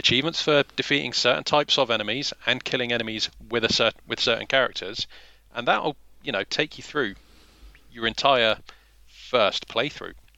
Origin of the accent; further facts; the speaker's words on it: England, United Kingdom; We're both English